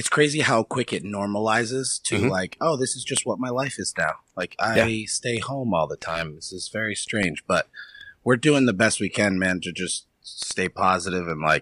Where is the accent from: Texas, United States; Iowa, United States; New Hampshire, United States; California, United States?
New Hampshire, United States; moved away as an adult; now in Ohio, United States; I grew up in New Hampshire my whole life